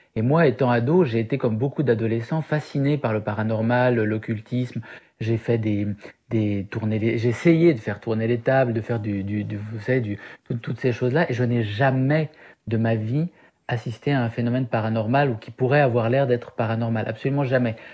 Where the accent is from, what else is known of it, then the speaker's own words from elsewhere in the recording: Syria; moved away; mon enfance en Syrie